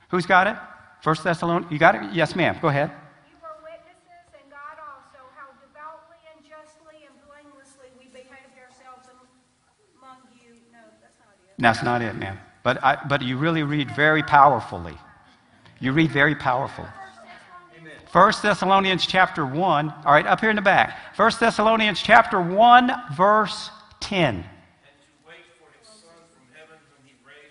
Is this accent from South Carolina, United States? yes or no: no; Alabama, United States; I was from, believe it or not, I was from Alabama